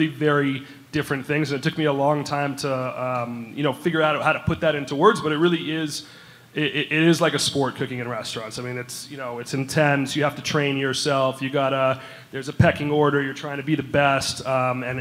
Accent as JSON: {"language": "English", "town": "Los Angeles", "region": "California", "country": "United States", "tie": "born or raised there", "said": "I'm from L.A."}